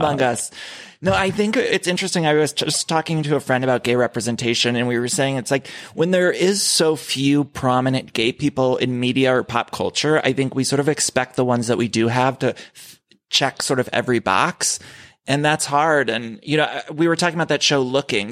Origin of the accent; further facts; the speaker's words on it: Ohio, United States; as a kid, I grew up in Ohio